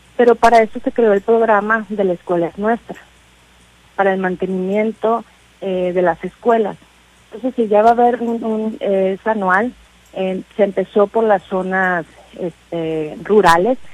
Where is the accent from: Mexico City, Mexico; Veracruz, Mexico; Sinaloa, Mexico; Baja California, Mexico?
Sinaloa, Mexico; Los Mochis; los mochis, eh, mi tierra natal